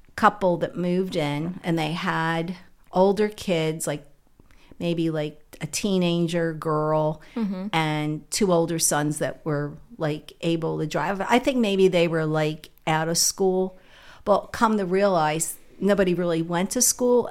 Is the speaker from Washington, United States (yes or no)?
no; Philadelphia, Pennsylvania, United States; I was born in West Philly in the 50s